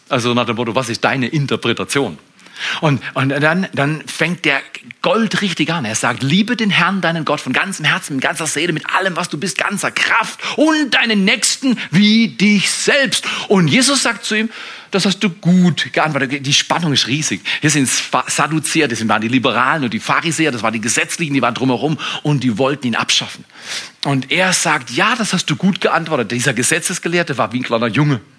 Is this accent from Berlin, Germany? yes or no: no; Freiburg, Baden-Württemberg, Germany; Ich komme aus Freiburg, aus der Slumzone, Haslach. Das ist da, wo die X-Games erfunden wurden.